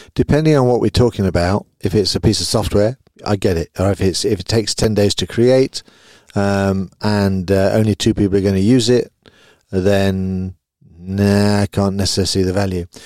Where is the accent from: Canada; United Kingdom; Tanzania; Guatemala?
United Kingdom; now in Belgium; I live in Belgium. Obviously, I'm a Brit